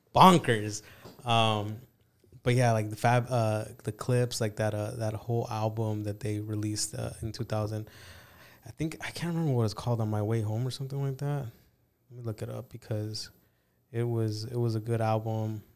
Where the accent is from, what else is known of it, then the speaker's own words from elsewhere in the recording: California, United States; also born or lived in Mexico; I grew up in California